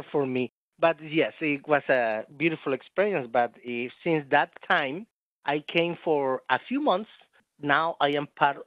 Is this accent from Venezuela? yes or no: yes; Venezuela; English is a second language; moved away as an adult; now in Omaha, United States; I am coming from Venezuela in South America. I arrived into the United States July 16, 2002